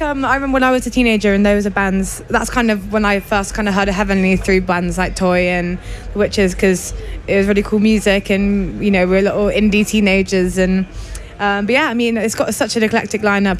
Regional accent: West Country, South West England, United Kingdom; accent: West Country; now in Bristol, United Kingdom; I grew up in the West Country

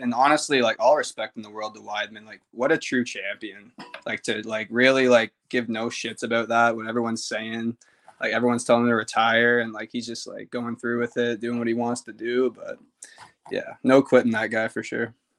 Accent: Ottawa, Ontario, Canada; I'm very Canadian

